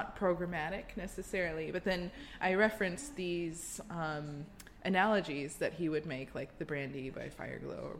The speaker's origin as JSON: {"language": "English", "country": "United States", "said": "being an American"}